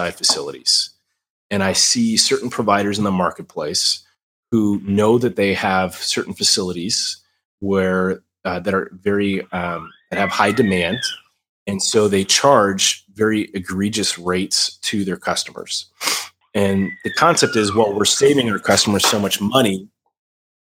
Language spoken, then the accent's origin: English; United States; as an American, as someone who works with InfraGuard